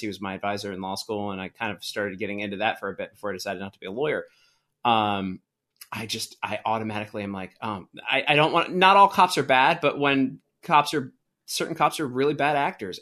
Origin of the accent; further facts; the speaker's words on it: Baltimore, Maryland, United States; I grew up in Baltimore